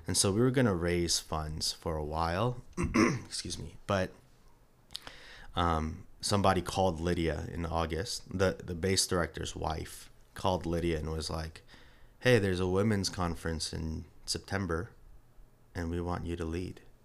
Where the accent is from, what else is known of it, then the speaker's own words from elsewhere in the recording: New York, United States; moved away as an adult; now in Atlanta, United States; was born and raised in New York